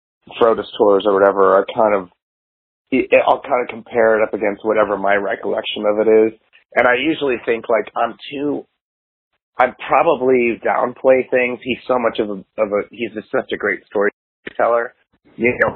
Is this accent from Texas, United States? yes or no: no; McLean, Virginia, United States; moved away as an adult; also born or lived in Georgetown, Washington, D.C. / Silver Spring, Maryland; now in Seattle, United States; I lived in most pretty much from kindergarten through, you know, graduating high school, lived in McLean, Virginia.